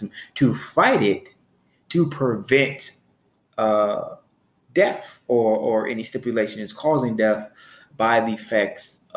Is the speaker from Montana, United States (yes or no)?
no; Chicago, Illinois, United States; because where I'm from, because I'm from Chicago, Illinois, there wasn't a lot of talk about alternative ways to make money. There wasn't a lot of talk in my household